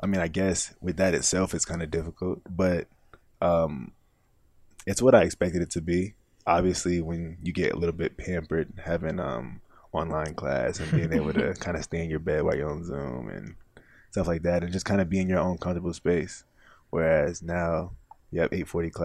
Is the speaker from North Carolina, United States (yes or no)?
yes; Spring Lake, North Carolina, United States; moved away as an adult; now in New York City, United States; I grew up in Spring Lake